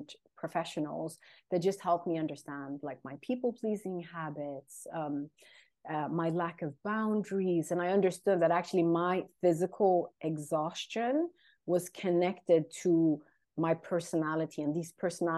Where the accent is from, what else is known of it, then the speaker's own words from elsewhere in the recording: Sweden; English is a second language; also born or lived in London, United Kingdom; I'm based in Sweden. I'm of Eritrean origin, born and raised in Sweden, lived in London also for a long time